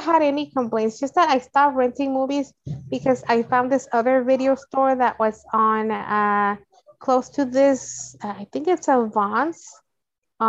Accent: Los Angeles, California, United States; I'm from the Valley, so my closest Blockbuster was the one at the corner of Van Nuys Boulevard in Nordhoff

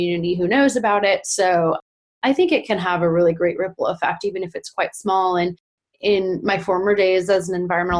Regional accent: California, United States; us being Californian

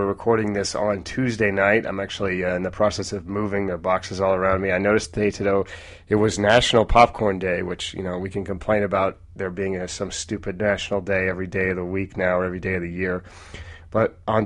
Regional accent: Oregon, United States; I'm from Oregon

